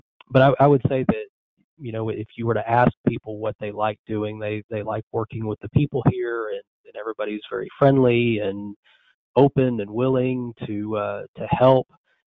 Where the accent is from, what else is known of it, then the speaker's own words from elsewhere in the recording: Marble Falls, Texas, United States; also born or lived in North Carolina; Marble Falls is my hometown. It's where I grew up. It's where my wife grew up as well. My parents still live here. My in-laws live here.